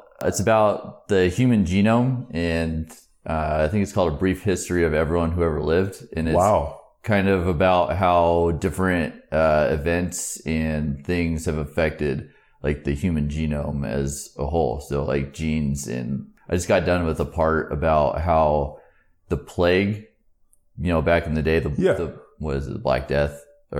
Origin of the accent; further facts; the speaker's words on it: Hebo, Oregon, United States; Over in Tillamook County, a place called Hebo.